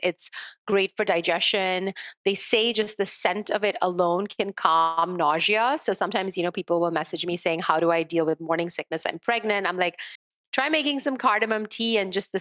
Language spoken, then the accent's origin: English; India; as a child growing up in India